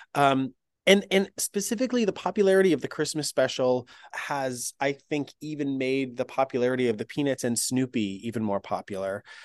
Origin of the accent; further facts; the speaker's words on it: the Berkshires, Western Massachusetts, United States; I grew up in Western Massachusetts in the Berkshires area region